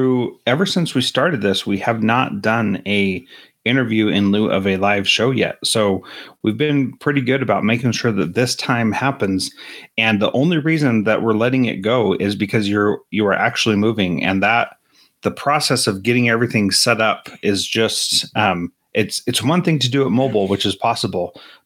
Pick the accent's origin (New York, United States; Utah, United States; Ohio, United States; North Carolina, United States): Utah, United States; also born or lived in California / Washington; Growing up in Utah and California and Washington, we don't have rivers like the Mississippi River out there.